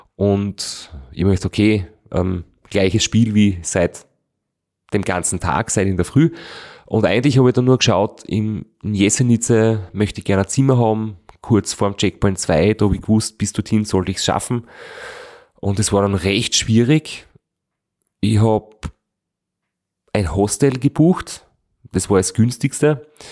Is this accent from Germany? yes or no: no; Austria; in Österreich eingefahren bin, wo ich mir gedacht habe, jetzt kommt mein Heimatland